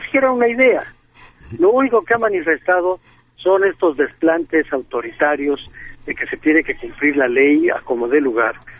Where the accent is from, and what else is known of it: Mexico